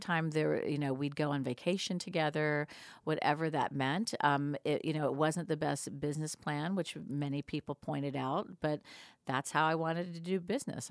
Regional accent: Atlanta, Georgia, United States; I was actually back here in Atlanta

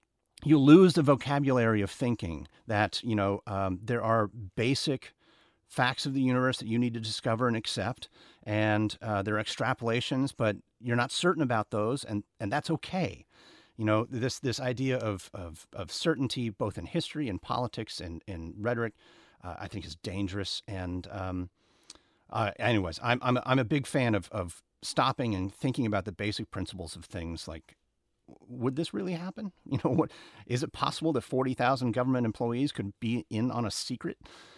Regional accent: United States; it was very, very strange to be milling about as an American traveling alone in Australia.

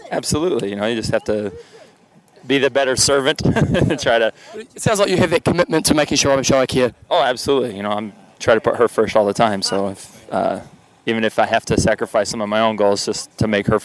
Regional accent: Germany; English is a second language; Oh, where, where I'm from Germany.

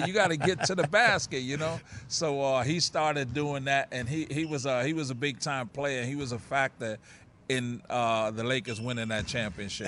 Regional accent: New York City, New York, United States; also born or lived in Puerto Rico; I grew up in Harlem, just a couple of blocks from the Rucker Park

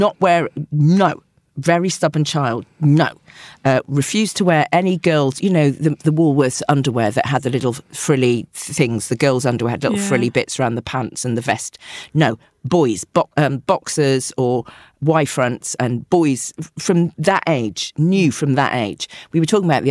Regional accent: the Cotswolds, South West England, United Kingdom; also born or lived in Bristol; I grew up in the Cotswolds

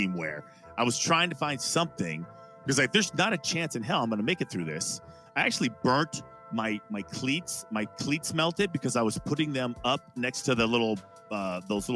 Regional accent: West Coast, United States; moved away; also born or lived in Colorado; I am from the West Coast.

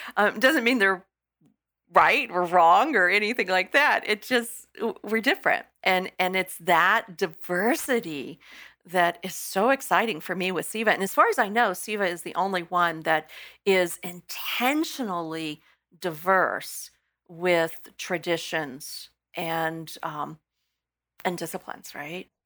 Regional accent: Texas, United States; moved away; I come from Texas

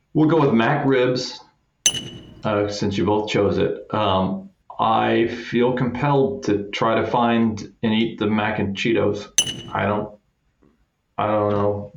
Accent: Kansas City, United States; I'm from Kansas City

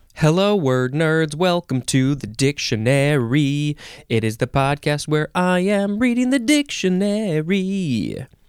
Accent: United States

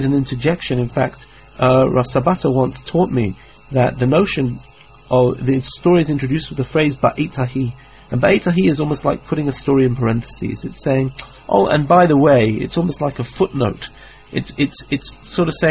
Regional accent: England, United Kingdom; I grew up in England

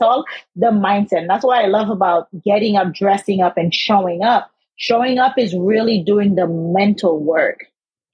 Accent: Haiti; now in United States; I'm from Haiti

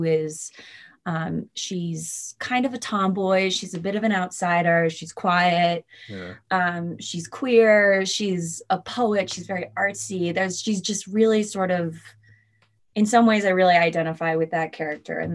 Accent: Boston, Massachusetts, United States; moved away as an adult; also born or lived in New York; I grew up in Boston.

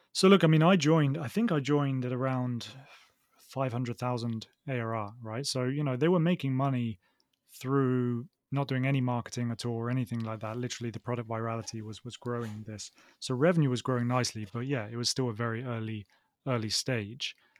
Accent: Oxford, South East England, United Kingdom; accent: southern; moved away as an adult; also born or lived in Manchester; now in Barcelona, Spain; I'm from the UK, uh, from Oxford in the UK

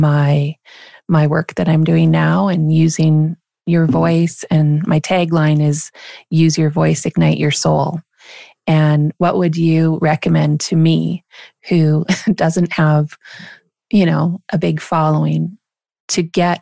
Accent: Shaunavon, Saskatchewan, Canada; being from small town Shaunavon, Saskatchewan

